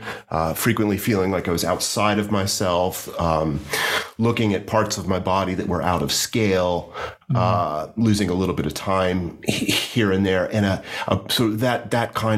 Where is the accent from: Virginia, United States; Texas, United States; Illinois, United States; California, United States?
Virginia, United States; Hampton Roads region of; moved away as an adult; also born or lived in Washington, D.C.; now in Richmond, United States; I grew up in the Hampton Roads region of Virginia, near the coast